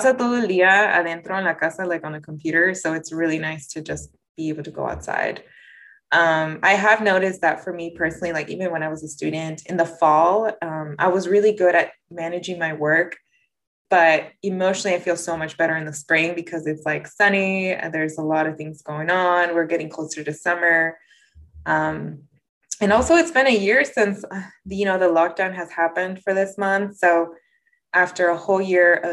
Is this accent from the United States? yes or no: yes; Napa, California, United States; I grew up in Napa